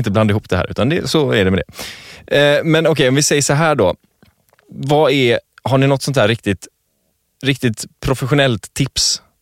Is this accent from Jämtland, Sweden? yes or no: no; Gothenburg, Västra Götaland, Sweden; som göteborgare